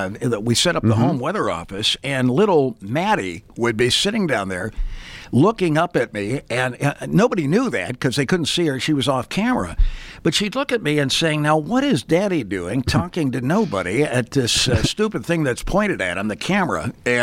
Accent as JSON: {"language": "English", "town": "Pittsburgh", "region": "Pennsylvania", "country": "United States", "tie": "born there", "said": "your wife, Cindy, was born in the same hospital I was born in Pittsburgh, Pennsylvania"}